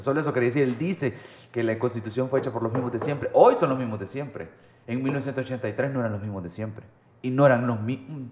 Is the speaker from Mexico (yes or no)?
no; El Salvador; como salvadoreños